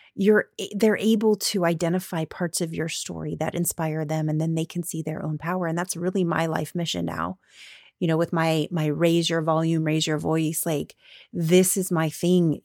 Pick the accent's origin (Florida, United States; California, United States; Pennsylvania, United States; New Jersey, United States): Florida, United States; moved away; I grew up in Florida.